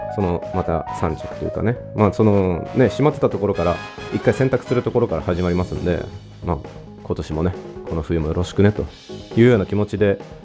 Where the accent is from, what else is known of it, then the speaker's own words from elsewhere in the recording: Japan; 僕もともと育ったのが何て言うんでしょう古着の街っていうかですねうん割とファッションに、まあ、地元がねファッションみたいなところが盛んな感じの街で育ってまして